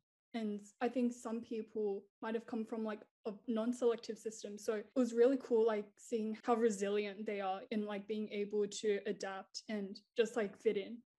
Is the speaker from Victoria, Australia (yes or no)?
no; North Rocks, New South Wales, Australia; My experience was like quite different from yours because I came from North Rocks.